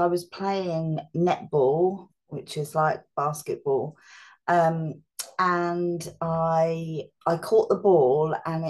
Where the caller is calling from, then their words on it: East of England, United Kingdom; So I'm in England. I live near Bedford and Milton Keynes, which is about 40 minutes on a train from London.